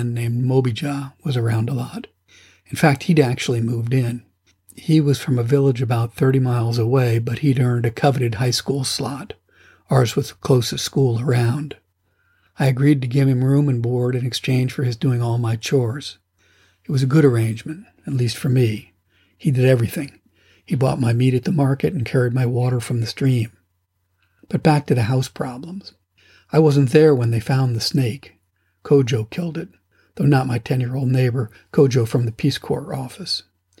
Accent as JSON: {"language": "English", "country": "United States", "also_born_or_lived": "Afghanistan / Togo / Madagascar / Tanzania", "moved": "as an adult", "said": "I'm an American"}